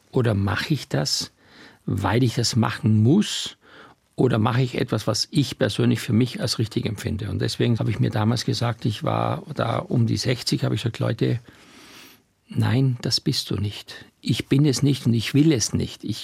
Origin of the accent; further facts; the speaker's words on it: Styria, Austria; wo ich aufgewachsen bin in der Steiermark, womit ich meine ersten Gehversuche gemacht habe